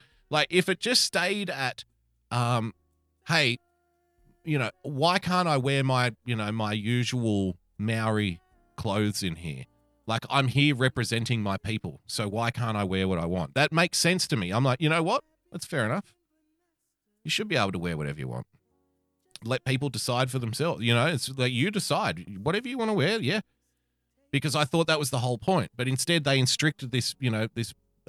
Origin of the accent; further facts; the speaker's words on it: India; Indian as in, hello, I'm from India.